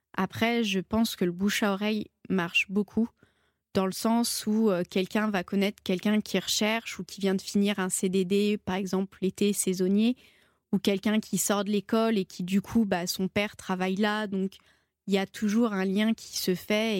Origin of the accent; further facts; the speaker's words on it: Saint-Étienne, Auvergne-Rhône-Alpes, France; Donc je suis stéphanoise, je viens de Saint-Étienne